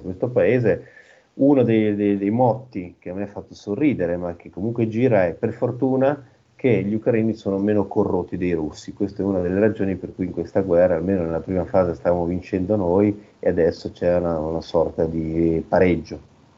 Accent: Milan, Lombardy, Italy; now in Odessa, Ukraine; io soprattutto come milanese

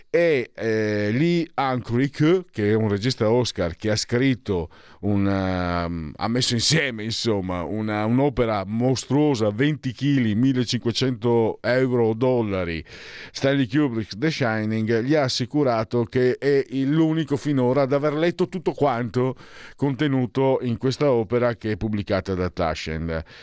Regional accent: Friuli-Venezia Giulia, Italy; io vengo dal Friuli

